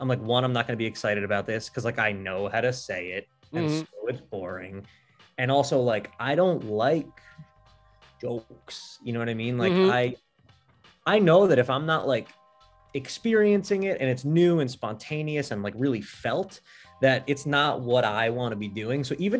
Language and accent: English; Kentucky, United States; born there; So I was born in Kentucky.